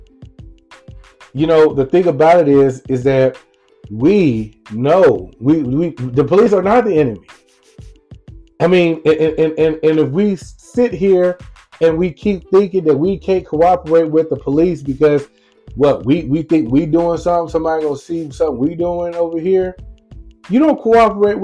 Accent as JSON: {"language": "English", "town": "Lumberton", "region": "Mississippi", "country": "United States", "tie": "born or raised there", "said": "my hometown of Lumberton, Mississippi"}